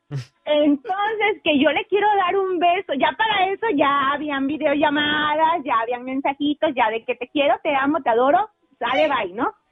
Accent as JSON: {"language": "Spanish", "region": "Tabasco", "country": "Mexico", "said": "Soy de Tabasco, en México."}